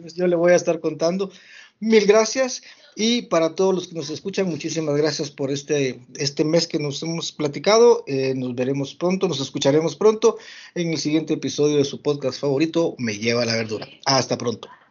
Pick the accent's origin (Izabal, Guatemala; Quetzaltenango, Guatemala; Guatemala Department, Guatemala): Guatemala Department, Guatemala; San Miguel Petapa; mi pueblo, aquí a San Miguel Petapo